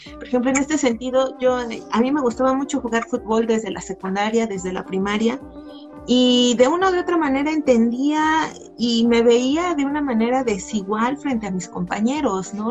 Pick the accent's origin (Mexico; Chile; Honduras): Mexico; Nezahualcóyotl, State of Mexico; yo soy de la periferia, yo soy de Nesa